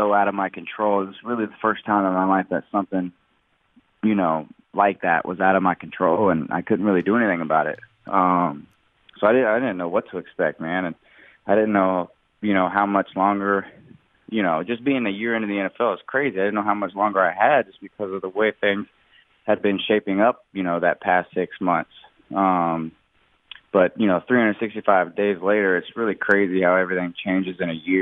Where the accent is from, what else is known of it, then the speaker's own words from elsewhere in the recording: Charleston, West Virginia, United States; moved away as an adult; now in Pittsburgh, United States; I grew up in Charleston, West Virginia.